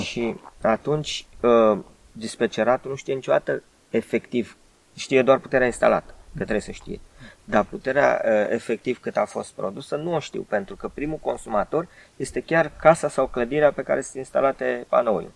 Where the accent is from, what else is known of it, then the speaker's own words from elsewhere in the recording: Bucharest, Romania; eu ca bucureștean